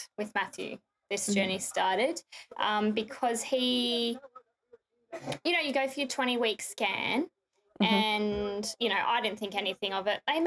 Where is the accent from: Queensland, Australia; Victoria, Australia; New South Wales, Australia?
Victoria, Australia; Melbourne; born and raised in Melbourne, just moved around the suburbs a bit